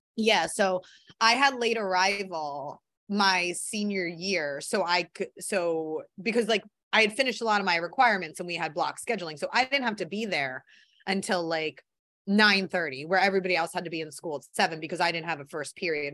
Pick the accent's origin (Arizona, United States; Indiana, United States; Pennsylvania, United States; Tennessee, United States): Pennsylvania, United States; Philadelphia; growing up in Philly.